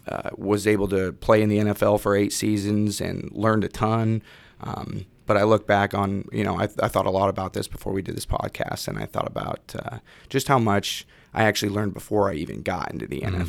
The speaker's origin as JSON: {"language": "English", "town": "Salem", "region": "Oregon", "country": "United States", "tie": "born or raised there", "said": "Born and raised in Salem, Oregon. Lived right behind actual Thrillville on the corner of Battle Creek Road."}